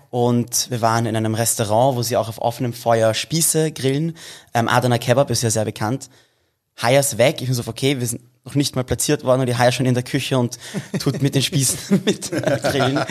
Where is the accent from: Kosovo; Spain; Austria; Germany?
Austria; Vienna; wir sind in Wien geboren und groß geworden. Also Wien ist, ist schon mein Zuhause